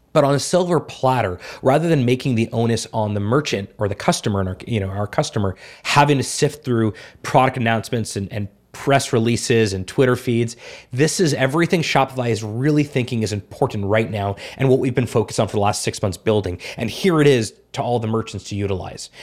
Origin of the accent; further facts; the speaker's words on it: South Florida, United States; moved away; also born or lived in Montreal / Toronto; I've lived in big cities my whole life, Montreal, Toronto, South Florida.